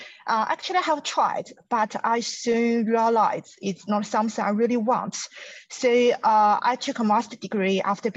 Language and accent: English; China; I'm come from China.